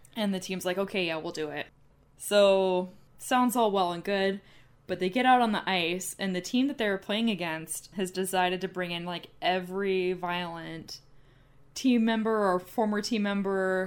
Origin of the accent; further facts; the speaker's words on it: United States; being an American